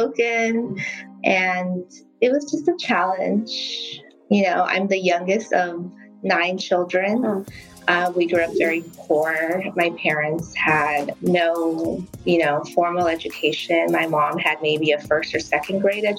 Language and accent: English; Burbank, California, United States; I grew up in Burbank